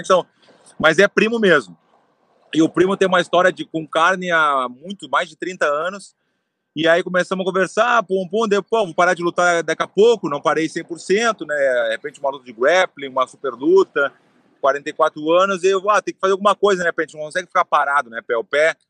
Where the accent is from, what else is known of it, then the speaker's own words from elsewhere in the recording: Porto Alegre, Rio Grande do Sul, Brazil; eu nasci em Porto Alegre, tem a tradição de gaúcho